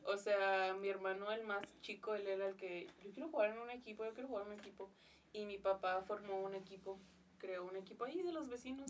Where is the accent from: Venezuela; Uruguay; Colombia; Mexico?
Mexico; Ciudad Juárez, Chihuahua; aquí nací en Juárez